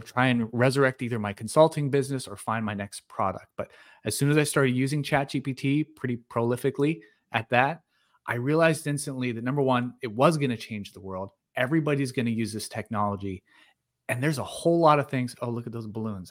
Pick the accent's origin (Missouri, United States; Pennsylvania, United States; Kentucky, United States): Pennsylvania, United States; moved away as an adult; also born or lived in California; I was born and raised in small town Pennsylvania